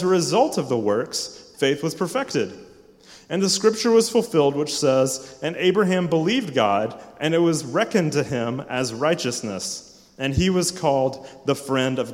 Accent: Cowpens, South Carolina, United States; moved away as an adult; also born or lived in Simpsonville, South Carolina; now in Louisville, United States; I grew up in Spartanburg, in the bustling part of Spartanburg called Cowpens

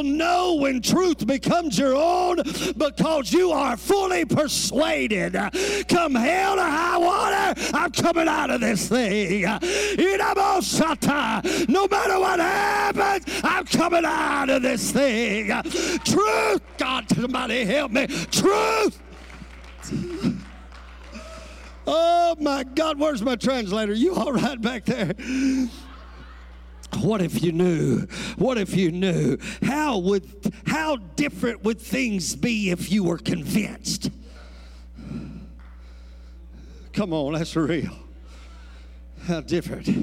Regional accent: Louisiana, United States; I'm from Louisiana.

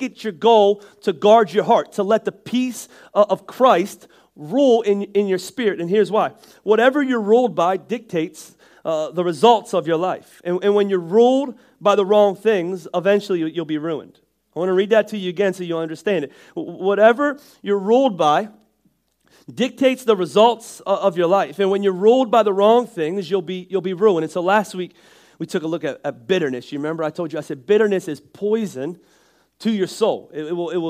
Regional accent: Northeast, United States; I'm from the Northeast and that's just where we talk from.

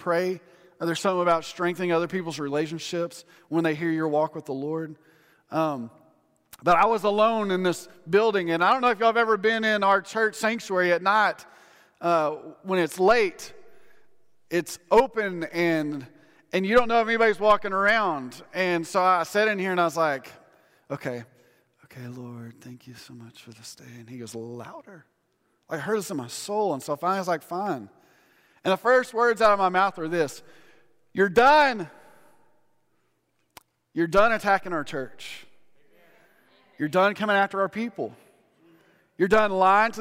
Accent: Odessa, Texas, United States; I grew up in Odessa. Everything's flat

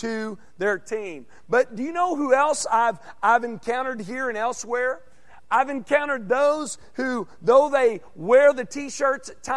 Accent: Arkansas, United States; moved away as an adult; now in Texas, United States; my home state, because in Arkansas, you got the Hogs

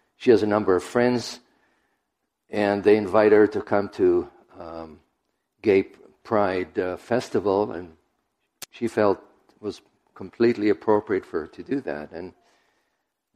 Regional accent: Israel; moved away; I was raised in Israel

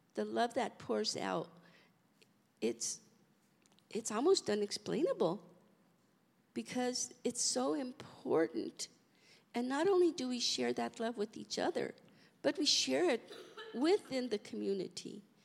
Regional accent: Colorado, United States; moved away; We're from Colorado, so we really don't have a family out here

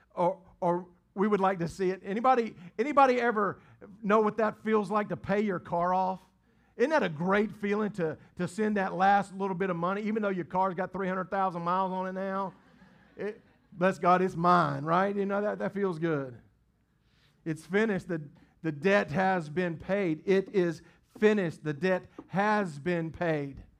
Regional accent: the Bible Belt, United States; we grew up in the Bible Belt

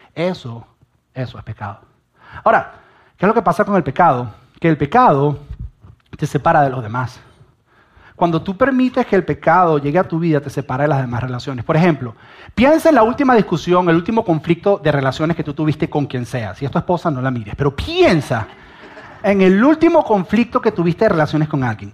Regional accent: Venezuela; yo soy venezolano y yo estoy orgulloso de ser venezolano

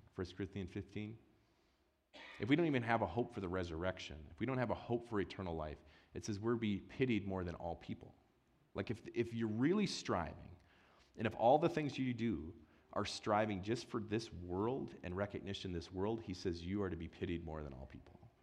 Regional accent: Wisconsin, United States; moved away; I grew up in Wisconsin.

